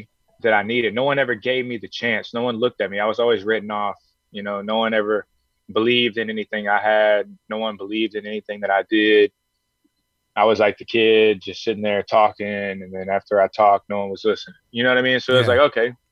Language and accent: English; Houston, Texas, United States; fight in front of my hometown people. I got a bunch of people in Houston that just love to, you know, support me